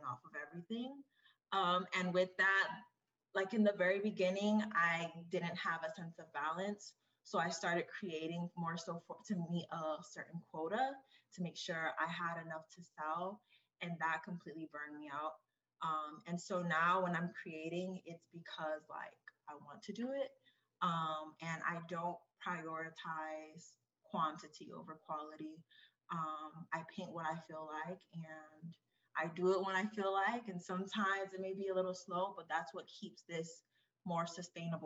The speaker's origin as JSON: {"language": "English", "town": "Kissimmee", "region": "Florida", "country": "United States", "moved": "yes", "lives_now": "Washington, D.C., United States", "said": "I'm originally from Florida, Kissimmee, Florida, but I reside in DC right now"}